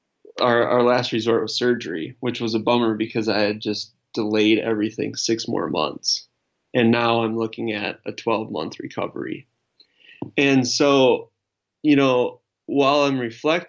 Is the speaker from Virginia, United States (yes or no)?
no; Wisconsin, United States; when I was growing up in Wisconsin